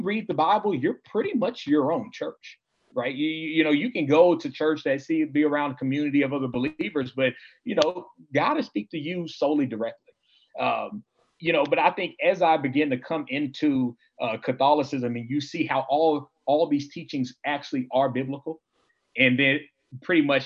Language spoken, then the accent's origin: English; Houston, Texas, United States; growing up in Houston, Texas, there's a lot of Hispanic families